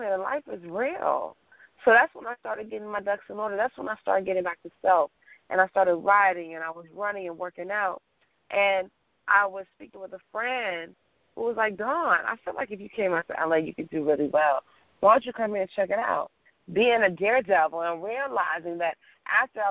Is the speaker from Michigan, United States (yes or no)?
yes; Detroit, Michigan, United States; moved away as an adult; also born or lived in New York / Washington, D.C. / Los Angeles; I'm from Detroit, and at the time I was living in New York